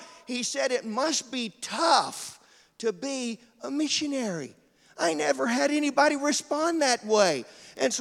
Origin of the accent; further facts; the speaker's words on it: Georgia, United States; moved away; also born or lived in Florida; I grew up in Georgia. We don't have any Italians down there